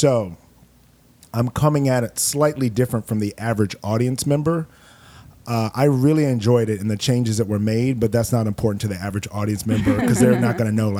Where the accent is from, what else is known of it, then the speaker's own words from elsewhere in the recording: Miami, Florida, United States; also born or lived in Los Angeles; now in New York City, United States; I'm from Miami.